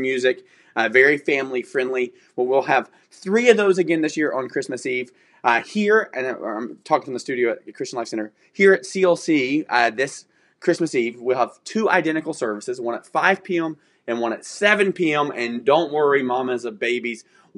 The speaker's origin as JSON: {"language": "English", "region": "the South", "country": "United States", "said": "I'm from the South. That's how we talk."}